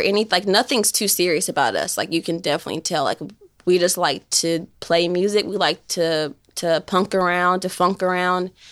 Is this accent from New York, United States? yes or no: no; Shelbyville, Tennessee, United States; moved away as an adult; now in Knoxville, United States; I'm from Shelbyville